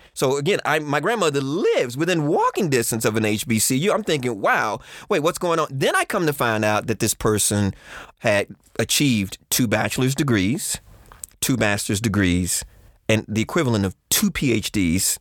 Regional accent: Texas, United States; Growing up in Texas

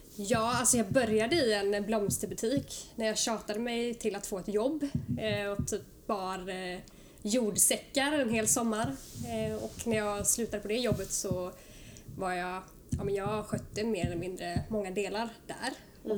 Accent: Oskarshamn, Kalmar County, Sweden; now in Stockholm, Sweden; jag är från Oskarshamn, Småland och har bott här uppe i Stockholm nu i snart 9-10 år

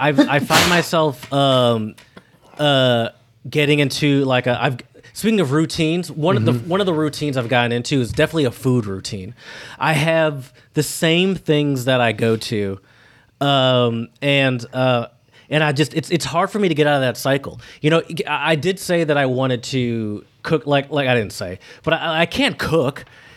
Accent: United States; But I'm American.

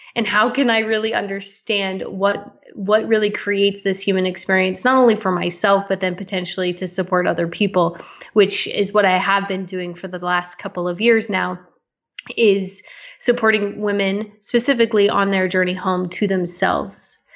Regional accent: Las Vegas, Nevada, United States; now in Canada; I was born in Las Vegas, Nevada.

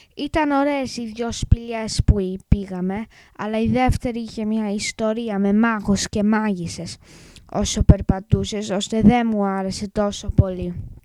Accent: England, United Kingdom; Greek is a second language; είμαι έντεκα και είμαι Άγγλος. Η μαμά μου όμως είναι Ελληνίδα και θέλει αυτή να μάθω εγώ ελληνικά

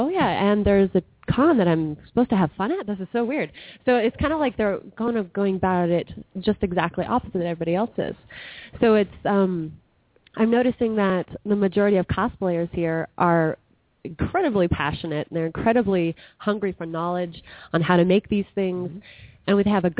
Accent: California, United States; now in Utah, United States; I'm from California originally

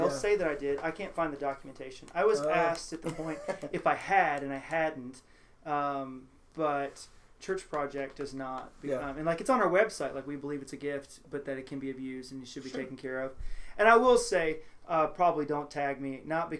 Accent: Houston, Texas, United States; now in Cincinnati, United States; I moved to Cincinnati from the Deep South. I always joke, people are like, oh, you're from Kentucky? No. I'm from the Deep South. We moved from Houston.

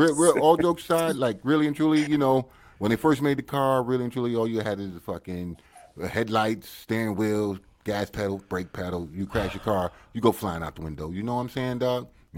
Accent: United States; I'm originally from the States

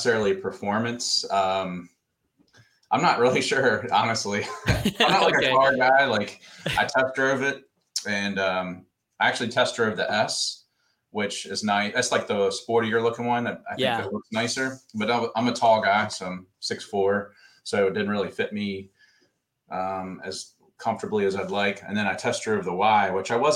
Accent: Martinsburg, West Virginia, United States; moved away as an adult; I grew up in a small town in West Virginia. It's called Martinsburg

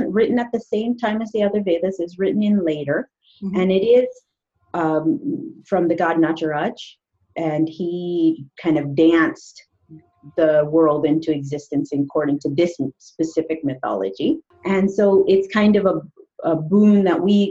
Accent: San Jose, California, United States; moved away as an adult; also born or lived in Andhra Pradesh, India (parents); now in United Kingdom; when we grew up in Southern California in the San Jose area

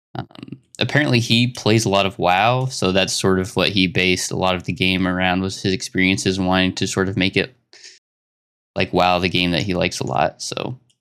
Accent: Arkansas, United States; I come from Arkansas, United States.

